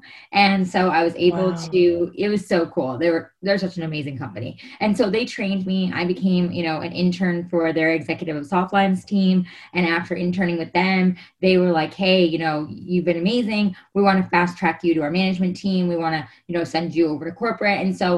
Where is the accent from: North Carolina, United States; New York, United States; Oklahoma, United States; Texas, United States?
New York, United States; moved away as an adult; also born or lived in Arizona; now in Los Angeles, United States; So I'm originally from New York, as you said.